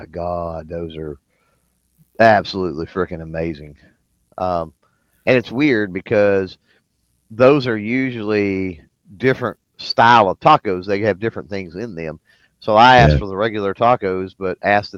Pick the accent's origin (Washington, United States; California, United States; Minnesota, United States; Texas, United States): Texas, United States; I'm from Texas